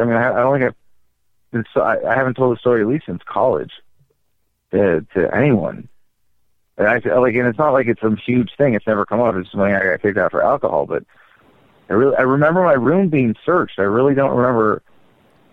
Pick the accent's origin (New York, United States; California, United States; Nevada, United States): California, United States; Bay Area, San Francisco suburbs; I sort of grew up in the Bay Area, in nice suburbs of San Francisco, in between San Francisco and San Jose, San Mateo, Burlingame, Burlingame Hills, Atherton for a while